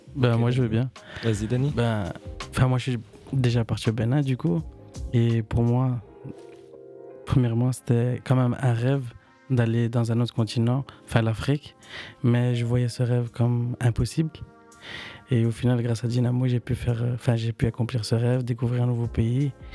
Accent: Ecuador; moved away; Je suis équatorien.

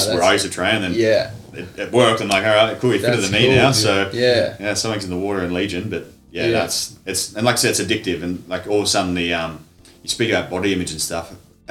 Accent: Frankston, Victoria, Australia; moved away as an adult; also born or lived in Perth; now in Shepparton, Australia; I was born in Frankston down in the Mornington Peninsula

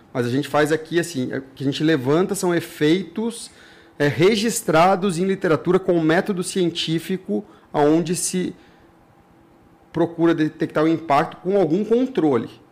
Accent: Ribeirão Preto, São Paulo, Brazil; moved away; eu saí de Ribeirão Preto, São Paulo, num mocó de lá, num riachinho

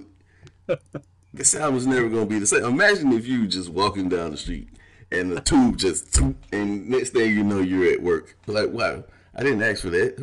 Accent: Valdosta, Georgia, United States; also born or lived in Shelby, North Carolina / Ohio; I was born in Shelby, North Carolina. I went from there to Ohio and then ended up in Valdosta, Georgia. So I was basically raised in the Bible Belt

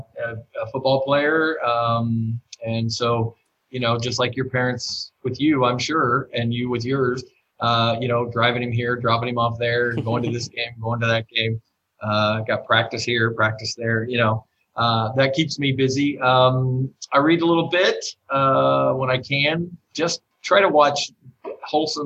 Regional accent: Ohio, United States; moved away; I used to have in Ohio when I was a kid.

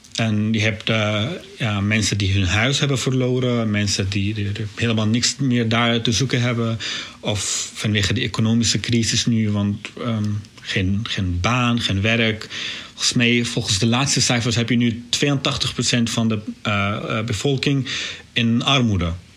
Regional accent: Syria; Dutch is a second language; moved away as an adult; also born or lived in Beirut, Lebanon; now in Netherlands; ik ben geboren, aangedogen in Syrië

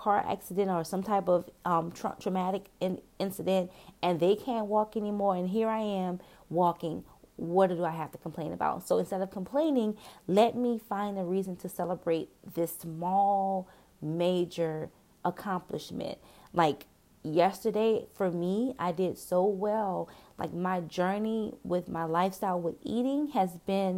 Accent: New Orleans, Louisiana, United States; I'm from New Orleans

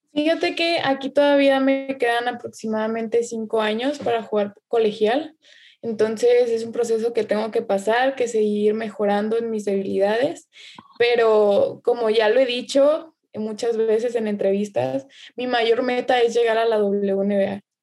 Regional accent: Nayarit, Mexico; la única de, Nayarit, de Nayarit que sale soy yo.

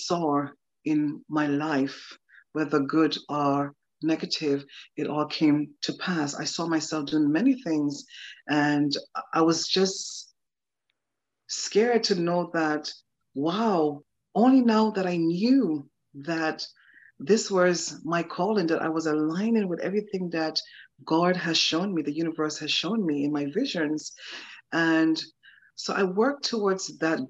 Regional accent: Anguilla; I was raised and born in a beautiful, tiny island in the Caribbean. It's a British colony.

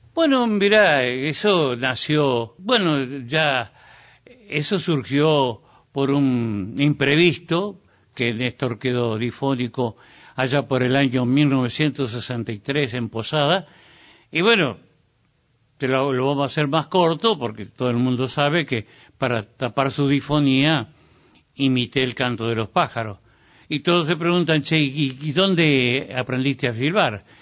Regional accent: Entre Ríos, Argentina; mi pueblo entrerriano, mis gurises

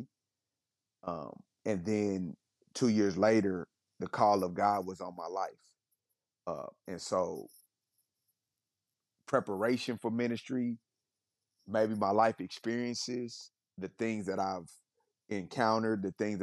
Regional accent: Kansas City, Missouri, United States; moved away; I'm born and raised in Kansas City, from the inner city of Kansas City, not from the suburbs

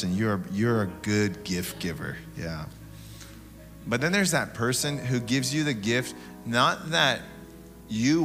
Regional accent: Tacoma, Washington, United States; I grew up in Tacoma, middle child of 11

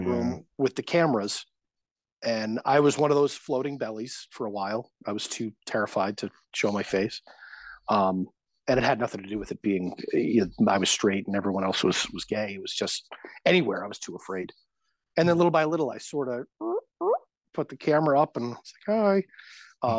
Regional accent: Connecticut, United States; I grew up playing sports, and I was a kid from Connecticut.

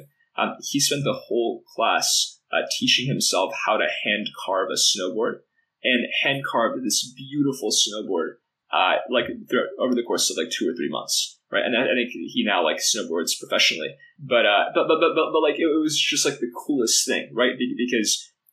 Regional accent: Portland, Oregon, United States; I grew up in Portland

